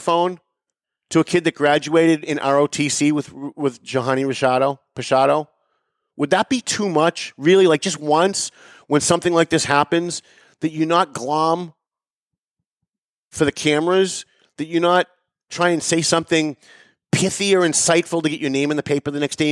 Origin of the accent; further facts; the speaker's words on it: Lawrence, Massachusetts, United States; moved away as an adult; I was born and raised in Lawrence. I moved out about 15 years ago, maybe a little bit longer. But like I said, I'm in Lawrence every day